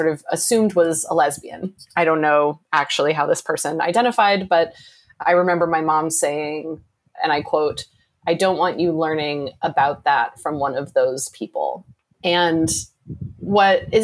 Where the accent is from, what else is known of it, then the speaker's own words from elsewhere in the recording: Midwest, United States; I grew up in the Midwest and I grew up in a single parent home.